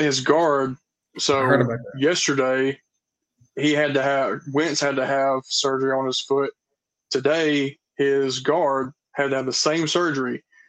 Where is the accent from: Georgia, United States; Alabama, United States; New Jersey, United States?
Alabama, United States; North; I grew up in Alabama.